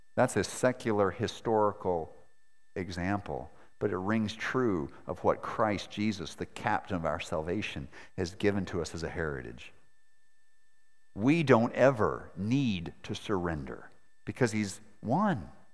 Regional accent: Maine, United States; moved away; also born or lived in Montana / Moscow; I was born in Montana, grew up in Maine, and married a girl from Moscow where I lived for seven winters.

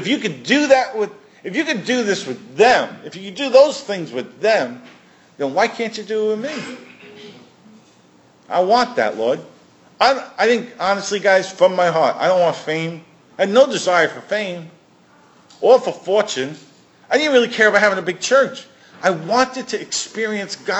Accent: New York City, New York, United States; I'm from Brooklyn.

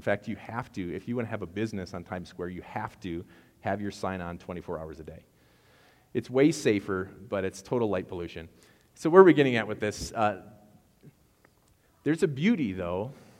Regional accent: Wisconsin, United States; accent: Wisconsin; I know I sound like I'm from Wisconsin when I say begged.

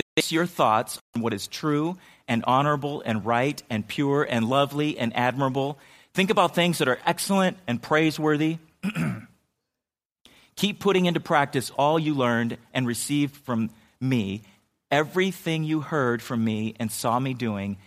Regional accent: San Diego, California, United States; I grew up in San Diego

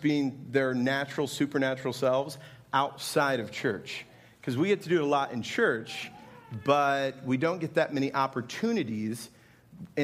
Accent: Indianapolis, Indiana, United States; now in Altamonte Springs, United States; I'm from Indianapolis

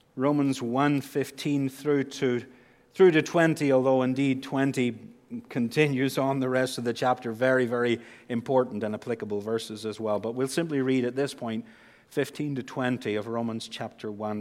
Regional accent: Northern Ireland, United Kingdom; accent: Northern Irish; moved away; with my accent back home, I would say the power of God. I'm, I'm stretching it now into two syllables as the accent changes. The power of God. We say in Northern Ireland

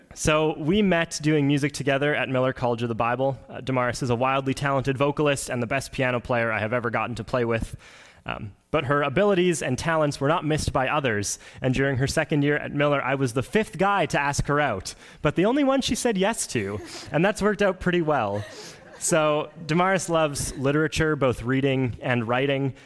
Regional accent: Oakbank, Manitoba, Canada; I'm from Oak Bank, Manitoba, so really not that far from here. It was about a 35, 40 minute drive this morning, um, and I grew up on a grain farm.

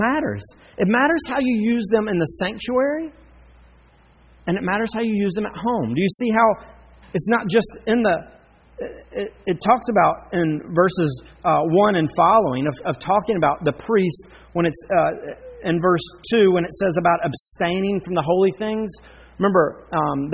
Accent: Charlotte, North Carolina, United States; I grew up in Charlotte

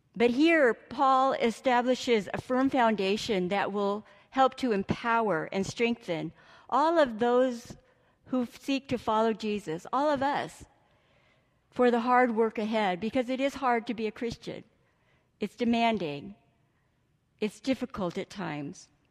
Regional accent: Imperial Valley, California, United States; I grew up in California and spent most of my childhood in Imperial Valley

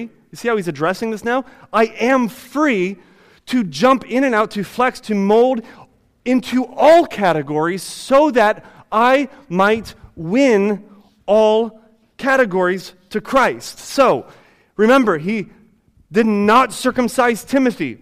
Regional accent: Ohio, United States; I no longer identify myself as a white person or as an American or as somebody from Ohio

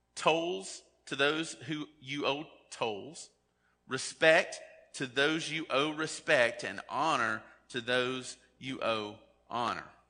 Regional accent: United States

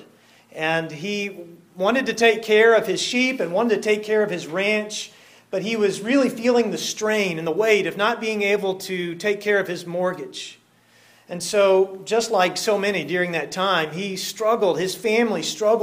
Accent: Texas, United States; being a Texan

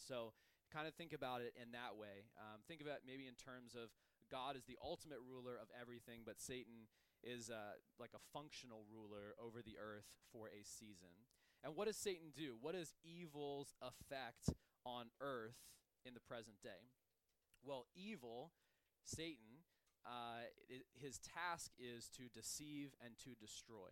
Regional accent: United States; as an American

